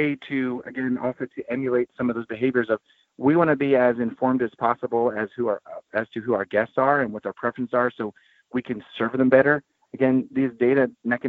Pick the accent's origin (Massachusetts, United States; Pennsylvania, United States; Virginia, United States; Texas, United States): Pennsylvania, United States; Philadelphia; I was born in Philadelphia